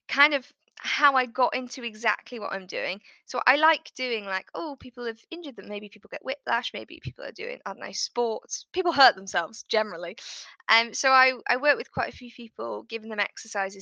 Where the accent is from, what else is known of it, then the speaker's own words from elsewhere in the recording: United Kingdom; I'm in the UK, if people can't guess by my accent